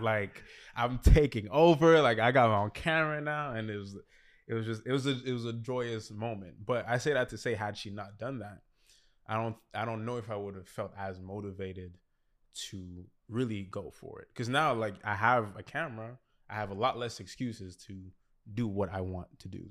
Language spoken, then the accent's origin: English; Montreal, Quebec, Canada; also born or lived in Toronto; I was born in Toronto, but I, I came here when I was five. uh, move, yeah, moved to Montreal when I was five, but when we came here, we, we were in, in La Salle the, the whole time.